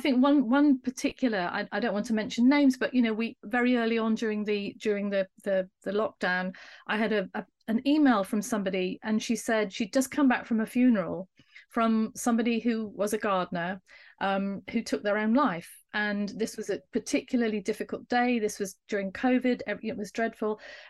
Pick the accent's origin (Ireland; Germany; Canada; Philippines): Germany; I'm a landscape architect. I'm from Germany.